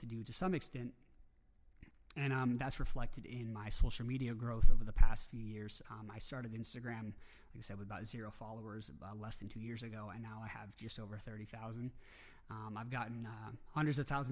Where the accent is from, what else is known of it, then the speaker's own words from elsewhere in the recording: Coeur d'Alene, Idaho, United States; my hometown in Coeur d'Alene, Idaho